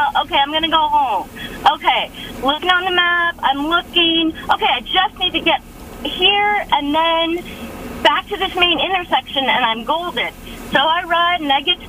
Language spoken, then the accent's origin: English; United States; I'm American